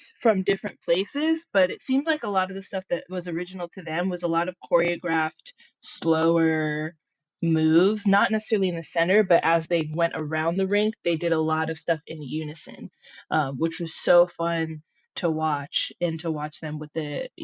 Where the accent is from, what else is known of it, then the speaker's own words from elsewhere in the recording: Los Angeles, California, United States; I'm from LA.